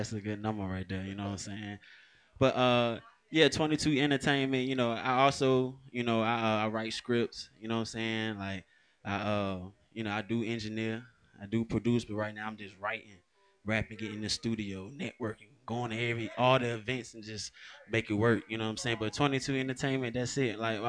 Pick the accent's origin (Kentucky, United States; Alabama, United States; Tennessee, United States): Alabama, United States; moved away; also born or lived in Cleveland, Ohio / Atlanta, Georgia; But all I know is like Alabama and Atlanta. You know what I'm saying? It all started in Alabama.